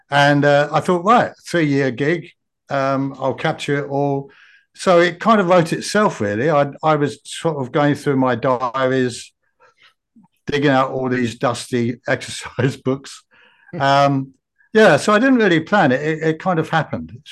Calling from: Brisbane, Queensland, Australia; also born or lived in Japan; I'm at Brisbane, uh-huh. Australia.

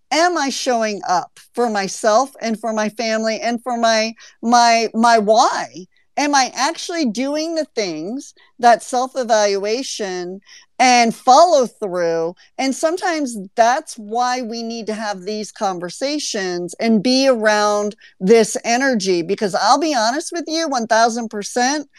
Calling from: Amsterdam, North Holland, Netherlands; Uh, yes, I'm tuning in from Amsterdam, Netherlands.

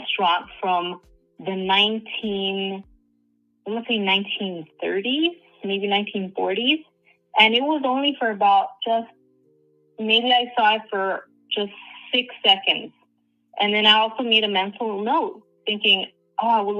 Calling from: Southern California, United States; I'm calling from Southern California

